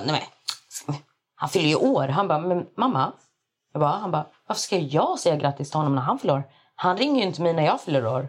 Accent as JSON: {"language": "Swedish", "town": "Malmö", "region": "Skåne", "country": "Sweden", "tie": "born or raised there", "said": "Jag är född i Sverige, uppvuxen i Sverige"}